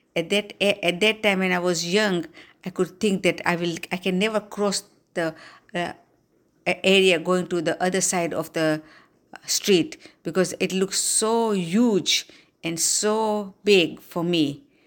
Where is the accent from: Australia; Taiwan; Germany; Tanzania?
Tanzania; Dar es Salaam; now in Slidell, United States; I was born on January second, nineteen forty-nine in Dar es Salaam, Tanzania